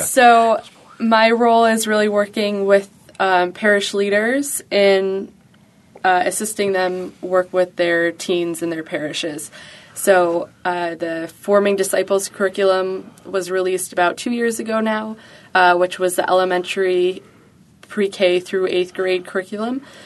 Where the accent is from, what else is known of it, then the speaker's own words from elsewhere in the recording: Buffalo, New York, United States; I was born and raised in Buffalo, so I've been here for the last twenty, almost twenty-four years.